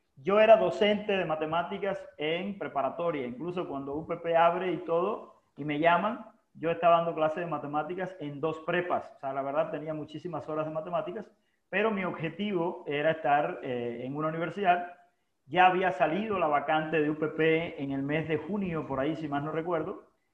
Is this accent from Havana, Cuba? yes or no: no; Holguín, Cuba; moved away as an adult; haber llegado de Cuba, que es mi tierra natal